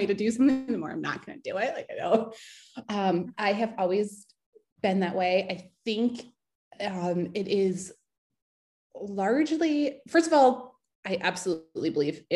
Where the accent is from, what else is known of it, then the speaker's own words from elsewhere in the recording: United States; growing up in America